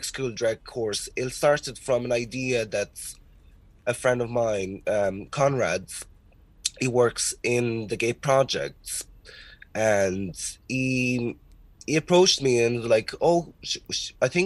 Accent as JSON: {"language": "English", "country": "Portugal", "moved": "yes", "lives_now": "Ireland", "said": "I'm originally from Portugal."}